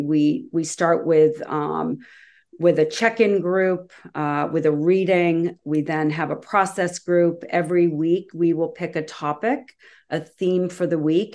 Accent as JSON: {"language": "English", "region": "Massachusetts", "country": "United States", "tie": "born or raised there", "said": "I grew up in Massachusetts"}